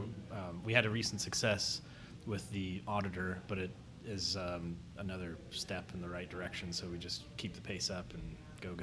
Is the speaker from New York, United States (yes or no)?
no; Marion, Ohio, United States; now in Columbus, United States; I grew up in Marion, Ohio, which is about an hour north of Columbus.